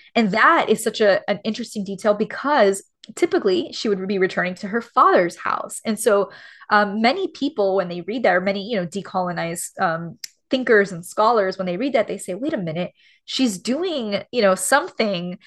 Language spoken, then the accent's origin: English; Miami, Florida, United States; moved away as an adult; also born or lived in Los Angeles; being born and raised in Miami where everyone's Cuban and everyone's like me